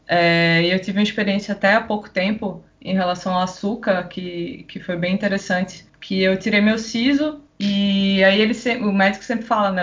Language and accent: Portuguese; Recife, Pernambuco, Brazil; moved away as an adult; now in Niterói, Brazil; Vim lá de Recife, acho que dá pra perceber aí pelo sotaque. Mas moro aqui já há três anos e meio, desde 2016, tô morando aqui em Niterói